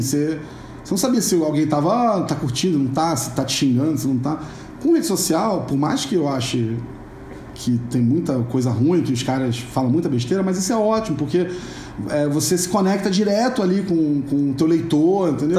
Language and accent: Portuguese; Rio de Janeiro, Brazil; accent: carioca chiado; moved away as an adult; now in São Paulo, Brazil; eu sou carioca, já devem ter percebido pelo chiado, não é uma panela de pressão, é um carioca. Eu moro em São Paulo há um pouco mais de 10 anos